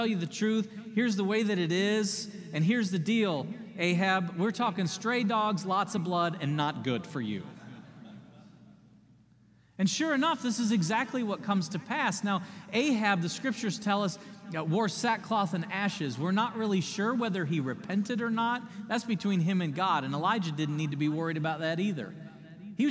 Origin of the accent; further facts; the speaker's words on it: United States; as American people